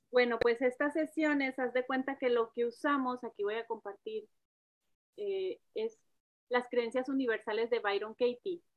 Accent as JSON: {"language": "Spanish", "town": "Monterrey", "region": "Nuevo León", "country": "Mexico", "tie": "born or raised there", "moved": "yes", "lives_now": "Dallas, United States", "said": "soy nacida de Monterrey también"}